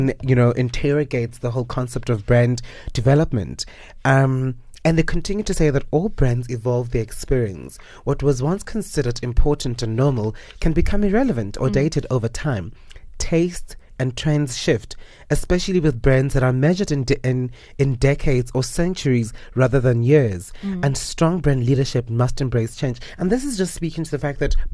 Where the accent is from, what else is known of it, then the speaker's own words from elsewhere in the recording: South Africa; that brand for me is something that raised us as Africans and as South African blacks